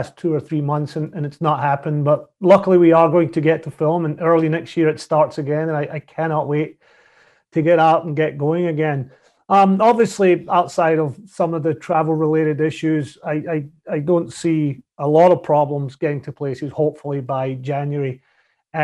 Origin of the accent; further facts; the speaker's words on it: Paisley, Scotland, United Kingdom; moved away; my hometown in Glasgow, or Paisley in Glasgow